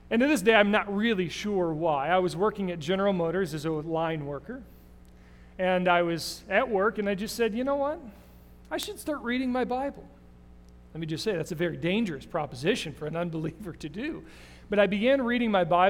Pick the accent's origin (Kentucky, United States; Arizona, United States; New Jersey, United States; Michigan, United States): Michigan, United States; Davison; I grew up in Davison, Michigan